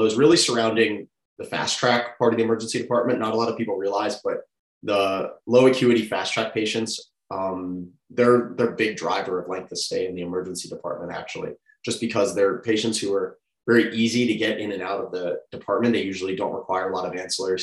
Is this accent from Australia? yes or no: no; Atlanta, Georgia, United States; also born or lived in Augusta; I grew up in Atlanta